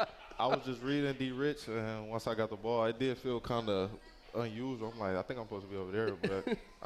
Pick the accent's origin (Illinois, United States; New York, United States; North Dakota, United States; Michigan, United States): Michigan, United States; moved away; I grew up playing in Michigan, so I'm used to playing in the cold.